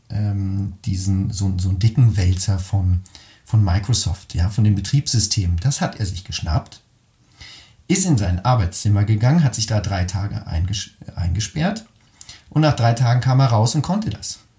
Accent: Caldes d'Estrac, Catalonia, Spain; zwischen dem 10. und dem 23. Lebensjahr habe ich eben dort gelebt und bin dort aufgewachsen in der Nähe von Barcelona in einem wunderschönen kleinen Örtchen namens Caldetas, direkt am Strand.

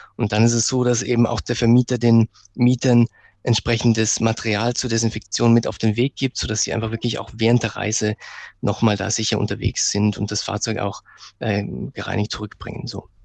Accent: Bregenz, Vorarlberg, Austria; Ich komme aus Bregenz, eine Stadt, wo wirklich, die wirklich direkt am, am Berg Ach, auch liegt

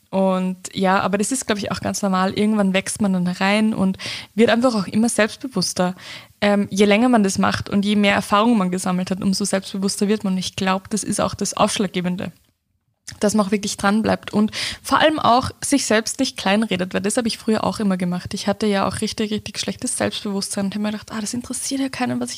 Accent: Upper Austria, Austria; ich komme ja aus Oberösterreich, da ist der Dialekt auch nochmal anderer als jetzt, wie ich jetzt rede.

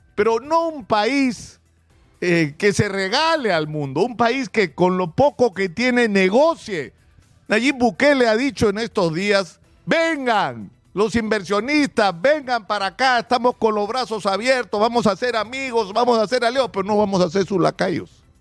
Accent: Peru; los salvadoreños como los peruanos estamos hartos de los políticos

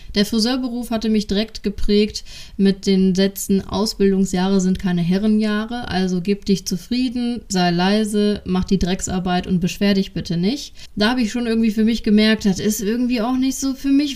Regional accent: Düsseldorf, North Rhine-Westphalia, Germany; accent: Düsseldorfer Platt; Ich bin ein Düsseldorfer Mädchen und äh, meine ganze Familie ist in Düsseldorf verwurzelt. Somit wird mir auch zwischendurch das ein oder andere Düsseldorfer Platt entfleuchen.

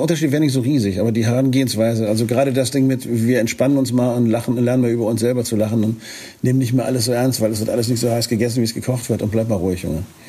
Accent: Northern Germany, Germany; als Norddeutscher

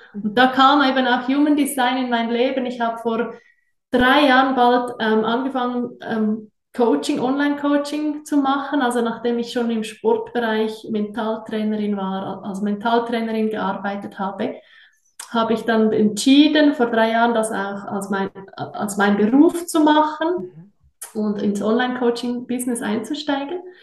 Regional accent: Switzerland; accent: Swiss; ich bin auch Schweizerin, wie ihr sicher hört, äh, bin sehr wohlbehütet aufgewachsen in den Bergen

